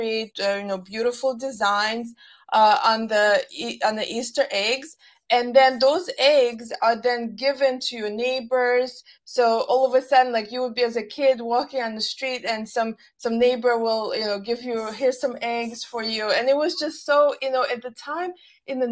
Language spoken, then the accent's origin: English; Russia; moved away; growing up in Russia, we did, you know, obviously at the time religion was not promoted